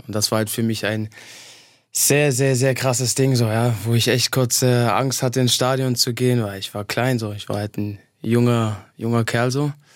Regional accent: eastern Germany, Germany; moved away; also born or lived in Halle an der Saale; ich bin in, in, in, im Osten groß geworden

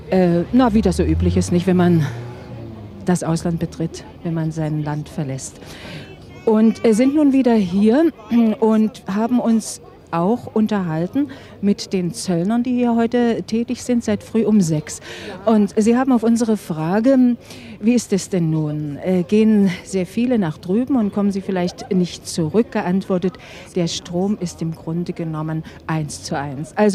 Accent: Mecklenburg-Vorpommern, Germany; Na, ich bin aus Mecklenburg, ja.

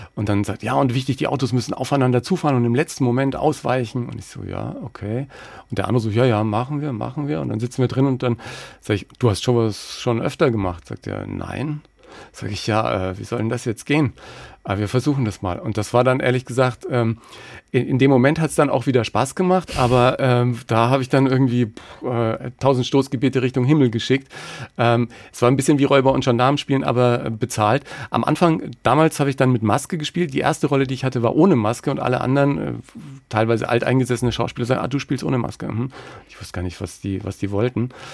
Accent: Germany; ich bin aus Deutschland

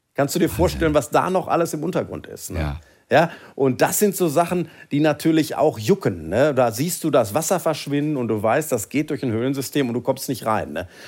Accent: Sauerland, North Rhine-Westphalia, Germany; wir sind ja als Sauerländer dann eher so, ja, ich sag mal, für uns sind ja Berge schon mindestens 400 Meter hoch

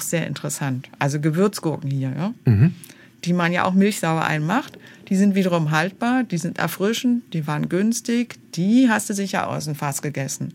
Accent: Berlin, Germany; also born or lived in Lake Constance, Bavaria; ich bin in West-Berlin aufgewachsen

